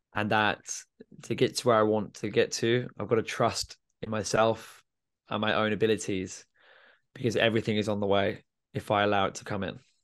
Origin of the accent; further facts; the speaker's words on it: Milton Keynes, South East England, United Kingdom; I'm from Milton Keynes